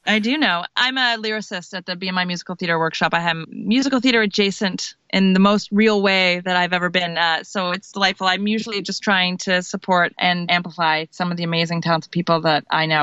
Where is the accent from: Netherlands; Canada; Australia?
Canada; now in United States; I'm Canadian.